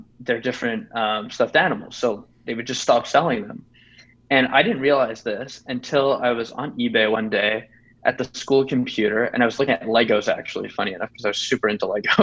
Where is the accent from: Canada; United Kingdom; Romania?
Canada; I am actually from Canada